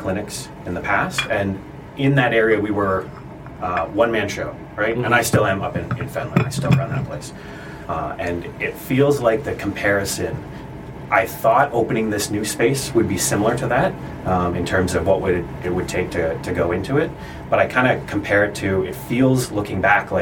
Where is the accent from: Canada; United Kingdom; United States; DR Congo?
Canada; Newmarket, Ontario; moved away as an adult; now in Lindsay, Canada; I grew up in Newmarket